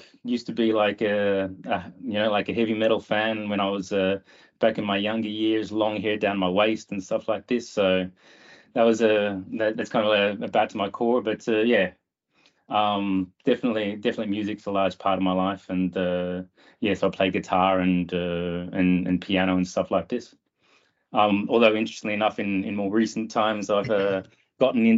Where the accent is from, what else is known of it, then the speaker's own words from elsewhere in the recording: Australia; moved away as an adult; now in Denmark; I'm actually originally from Australia, but been over here in Denmark now for about the last 14 years or so